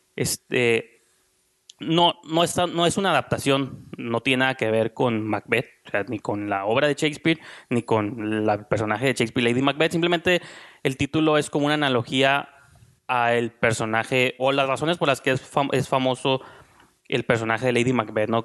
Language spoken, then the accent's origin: Spanish; Mexico; now in Tijuana, Mexico; aquí en mi país